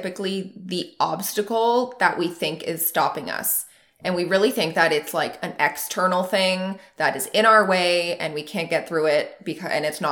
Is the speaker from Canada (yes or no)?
yes; Muskoka, Ontario, Canada; my hometown in the Muskoka area